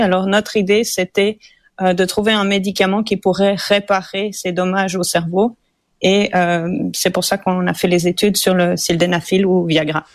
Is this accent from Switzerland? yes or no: yes; Switzerland; now in Montreal, Canada; je suis suisse d'origine